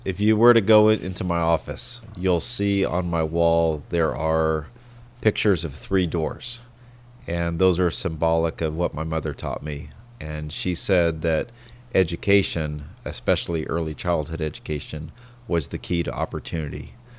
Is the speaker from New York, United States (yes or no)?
no; San Diego, California, United States; I did. I grew up in San Diego.